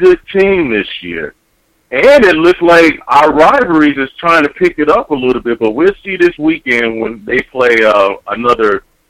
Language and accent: English; Dayton, Ohio, United States; moved away as an adult; now in California, United States; I've been here 15 years. And honestly, if I wanted to go for a California team, I have the right to. But I'm born and raised in Ohio